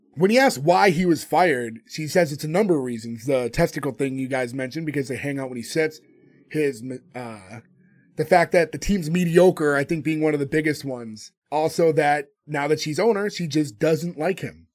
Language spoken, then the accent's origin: English; United States; I grew up in America